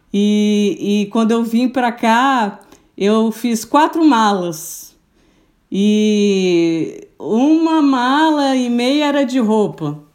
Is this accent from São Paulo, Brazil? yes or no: no; Brasília, Federal District, Brazil; born there; now in Florianópolis, Brazil; Eu sou, eu sou brasiliense, sou nascida em Brasília.